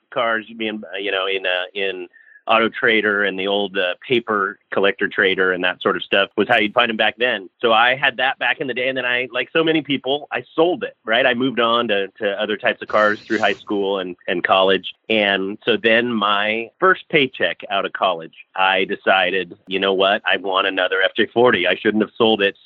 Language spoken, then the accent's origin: English; Bay Area, Northern California, United States; I grew up in the Bay Area in Northern California